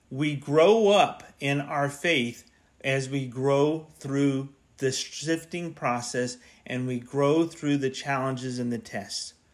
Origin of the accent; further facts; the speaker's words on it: Central Florida, United States; also born or lived in Kansas City; now in Tennessee, United States; I grew up in Florida where it's flat pretty much no elevation, very little elevation change in Central Florida.